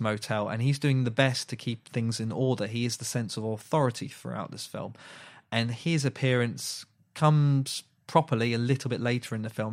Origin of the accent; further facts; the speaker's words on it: United Kingdom; We are British people